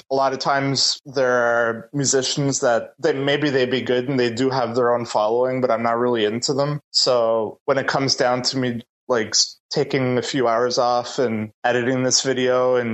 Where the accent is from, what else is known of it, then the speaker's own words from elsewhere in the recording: Bathurst, New Brunswick, Canada; moved away as an adult; now in Moncton, Canada; I'm from Bathurst